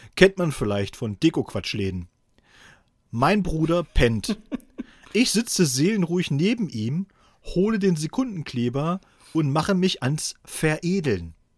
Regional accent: Thuringia, Germany; now in Helmstedt, Germany; hier von Helmstedt äh, in äh, meine alte Heimat nach Thüringen

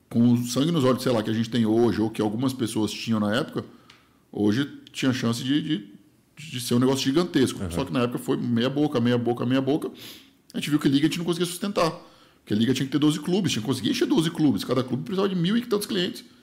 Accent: Rondônia, Brazil; now in São Paulo, Brazil; eu falei, pô, vim de Rondônia, sei lá, vou falar, meio que chutar números. Eu era mega feliz em Rondônia com mil reais. Vivia em Rondônia com mil reais por mês. Eu vim morar em São Paulo

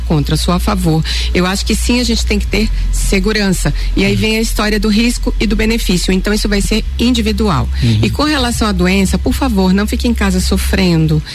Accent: Pará, Brazil; Eu sou da terra da malária, né, gente? Eu nasci no Pará.

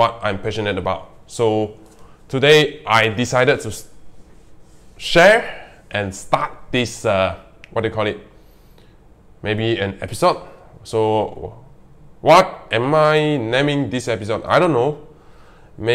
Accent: Malaysia; English is a second language; in our country, Malaysia, in my country, Malaysia

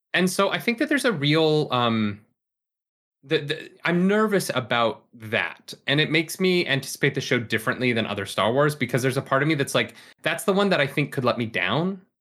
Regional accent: Calgary, Alberta, Canada; born or raised there; moved away

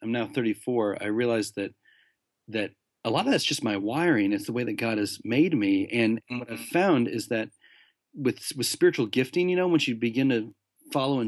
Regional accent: United States; moved away as an adult; now in London, United Kingdom; being an American who lives in London

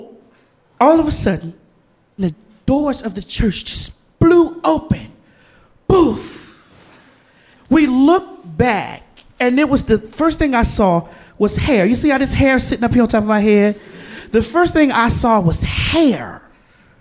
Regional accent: the South, United States

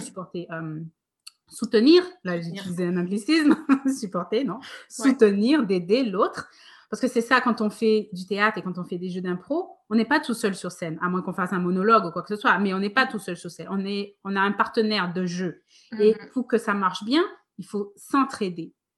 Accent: Guadeloupe; moved away as an adult; also born or lived in France; quand j'étais petite, j'habitais donc en Guadeloupe

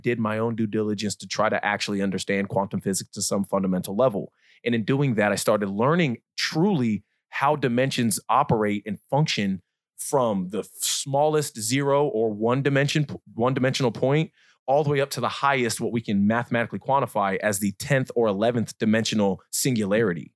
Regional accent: Kansas City, Missouri, United States; also born or lived in Hemet, California / Leadville, Colorado; I was raised here.

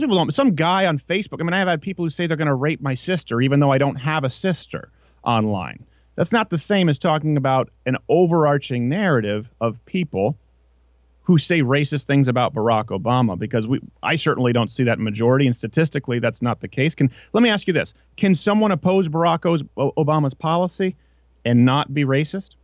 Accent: Quebec, Canada; I grew up in French Canada

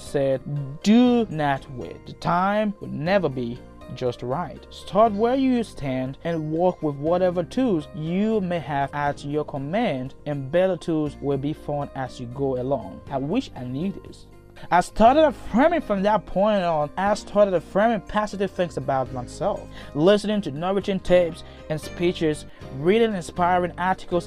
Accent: Liberia; moved away as an adult; now in United States; As you can already tell by my accent, I'm originally from Liberia. I came to the US in January 2016

